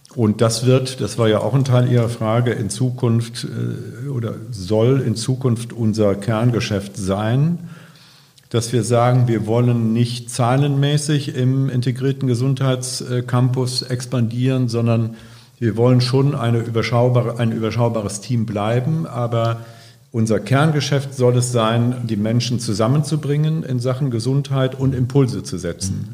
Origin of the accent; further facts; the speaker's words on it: Ahr Valley, Rhineland-Palatinate, Germany; moved away as an adult; also born or lived in Hamburg; now in Bremen, Germany; Ich komme gebürtig aus dem Ahrtal, äh, in der letzten Zeit bekannt geworden durch die Flut. Äh, und da steht auch mein Elternhaus noch